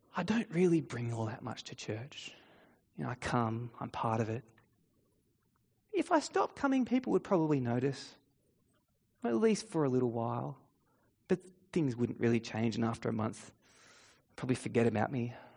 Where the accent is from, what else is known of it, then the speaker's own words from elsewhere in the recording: Australia; In Australian culture, we have a few unspoken rules